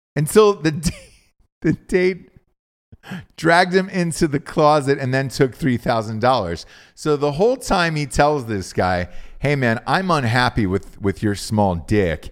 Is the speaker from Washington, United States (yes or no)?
no; Georgia, United States; I'm from Georgia.